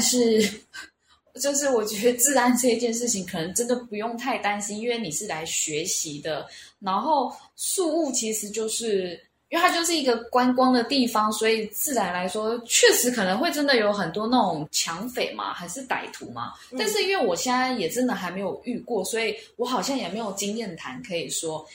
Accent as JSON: {"language": "Chinese", "country": "Taiwan", "moved": "as an adult", "lives_now": "Cebu, Philippines", "said": "因为我们从台湾来的学生都是用美金换"}